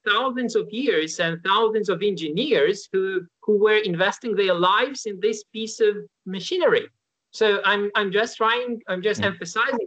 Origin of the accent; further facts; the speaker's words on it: Ukraine; moved away as an adult; now in Warsaw, Poland; I was born in Ukraine. So that's Central European state. That was the place I was brought up, graduated university. Then I moved to Poland.